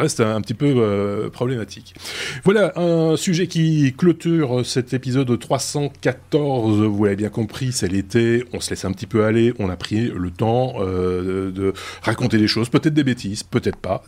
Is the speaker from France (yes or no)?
no; Belgium; chez nous en Belgique